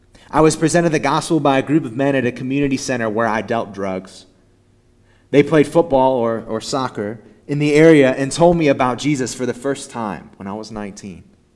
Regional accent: the Bible Belt, United States; I grew up in the Bible Belt and was confused about what it means to be a Christian.

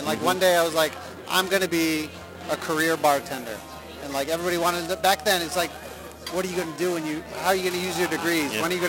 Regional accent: Danbury, Connecticut, United States; Danbury, Connecticut.

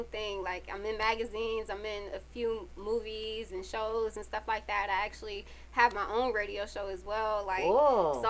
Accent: Connecticut, United States; now in Atlanta, United States; I'm from Connecticut

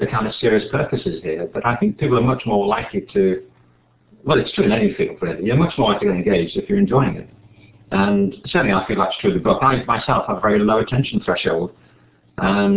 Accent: Liverpool, North West England, United Kingdom; I'm from Liverpool

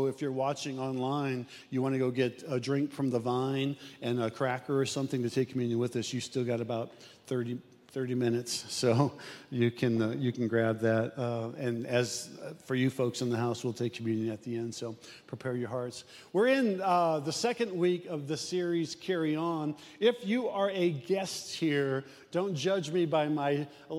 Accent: Omaha, Nebraska, United States; I'm from South Omaha

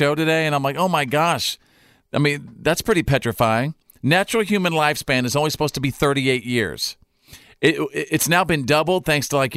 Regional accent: Bowie, Texas, United States; my people, my hometown of Bowie, Texas

